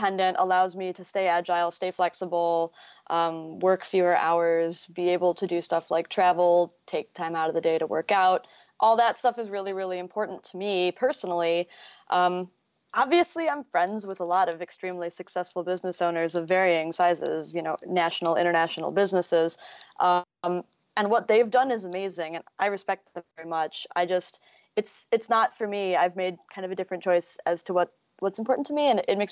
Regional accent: Chicago, Illinois, United States; now in Minneapolis, United States; I am a designer and front-end WordPress developer located in Minneapolis. I'm originally from the Chicago area

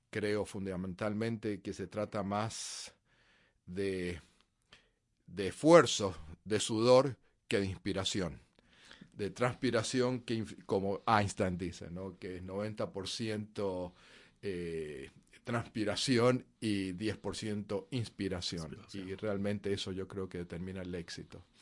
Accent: Mendoza, Argentina; nací en Argentina, en Mendoza, en las montañas cerca de la frontera con Chile. Y eh, es un desierto eh, y una ciudad bastante conservadora. Y mm, bueno, fue donde crecí.

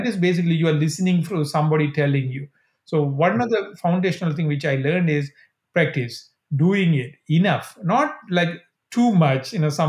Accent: Sri Lanka; So again, I think I grew up in Sri Lanka in 80s.

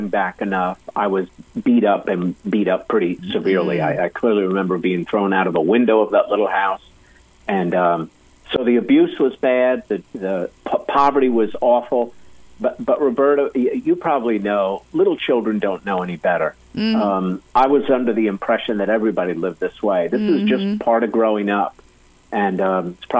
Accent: Athens, Attica, Greece; moved away; I was born in Athens, Greece, over in Europe.

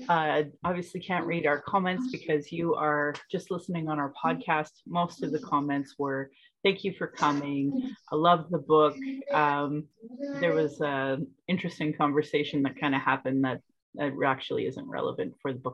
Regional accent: Calgary, Alberta, Canada; I was born in Calgary, or in Blackfoot Mokinstis … an English name which has afforded me privilege in an English colonial world. My mother is Northern Slavey Dene, or Satu Dene

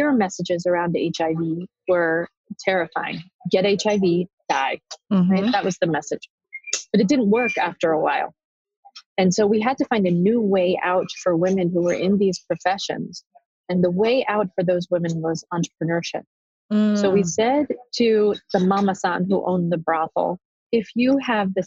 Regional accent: New York City, New York, United States; I'm a girl from the Bronx

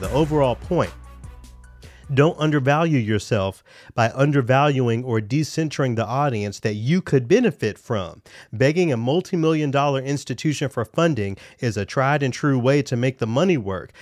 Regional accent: Memphis, Tennessee, United States; now in Minneapolis, United States; my hometown of Memphis

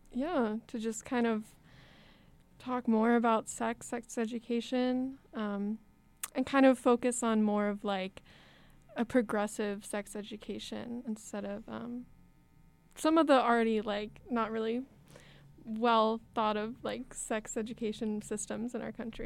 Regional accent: Texas, United States; moved away as an adult; now in Madison, United States; I'm from Texas

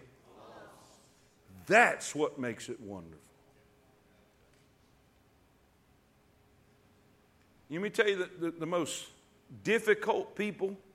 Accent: Alabama, United States; I'm a redneck from Alabama

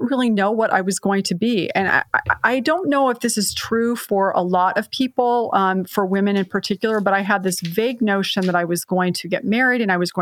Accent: San Jose, California, United States; I was raised in San Jose, California

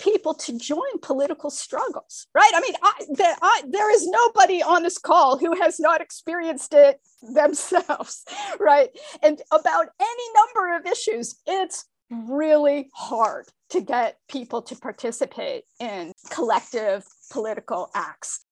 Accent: Appalachian Ohio, United States; I'm from Southern Ohio, right? Appalachian Ohio. My grandfather was a coal miner

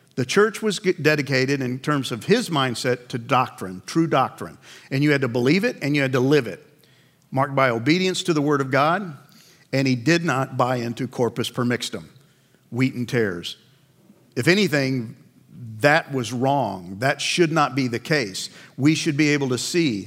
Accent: Northeast, United States; I grew up in the Northeast

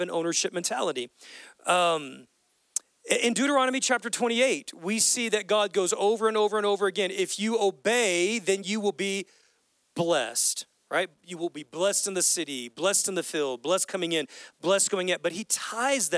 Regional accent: United States; as American Christians

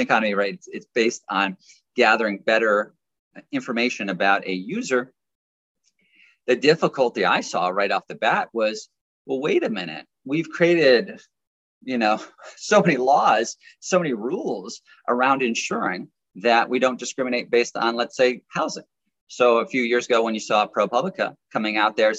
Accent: United States; also born or lived in New York; as an American and sitting in New York

